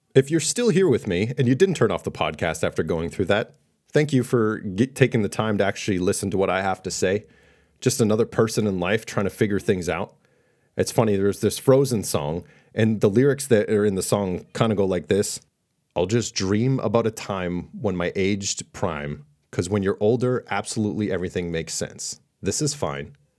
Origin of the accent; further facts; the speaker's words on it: Boston, Massachusetts, United States; I was raised in Boston